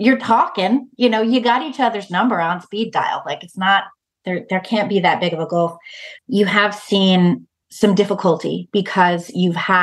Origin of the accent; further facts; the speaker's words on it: United States; as an American, I'm not Jewish